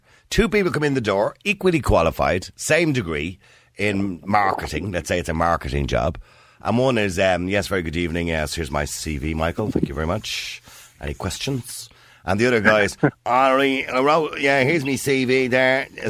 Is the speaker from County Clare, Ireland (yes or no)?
no; Edenmore, County Dublin, Ireland; I remember I would never dare say I was from Edenmore because if I did, I wouldn't get into a nightclub.